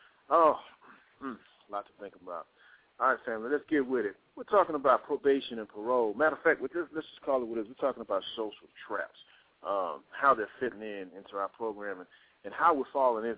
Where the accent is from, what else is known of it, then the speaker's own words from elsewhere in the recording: Texas, United States; now in Atlanta, United States; I'm from Texas. I'm living in the Georgia area, Atlanta